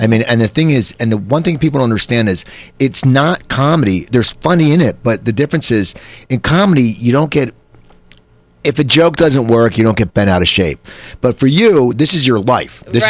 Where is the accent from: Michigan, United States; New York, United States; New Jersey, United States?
New Jersey, United States; Cherry Hill; moved away; I grew up in Cherry Hill, New Jersey